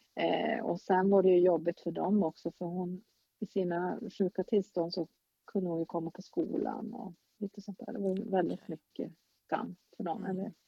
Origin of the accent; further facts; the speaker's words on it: Luleå, Norrbotten County, Sweden; also born or lived in Stockholm; jag är uppvuxen här, men jag är inte född här